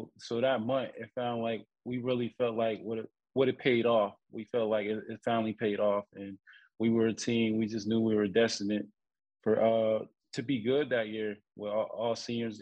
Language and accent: English; Pittsburgh, Pennsylvania, United States; moved away; my hometown Pitt